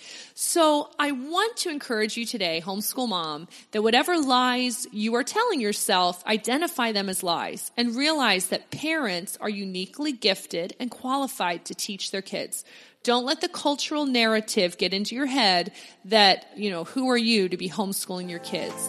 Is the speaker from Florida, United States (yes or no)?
no; Pennsylvania near Philadelphia, United States; I grew up in Pennsylvania near Philadelphia